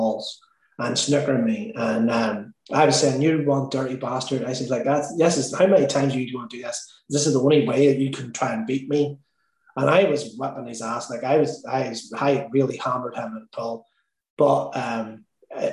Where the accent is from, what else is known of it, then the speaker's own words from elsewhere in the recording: Ireland; me being Irish